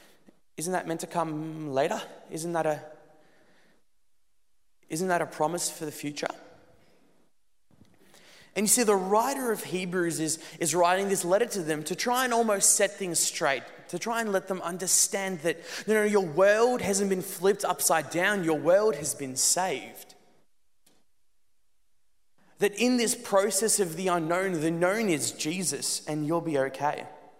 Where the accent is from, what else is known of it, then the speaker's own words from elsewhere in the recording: Netherlands; also born or lived in South Africa; When I was about 3 years old, I moved with my family from South Africa to the Netherlands. And it was an awesome move.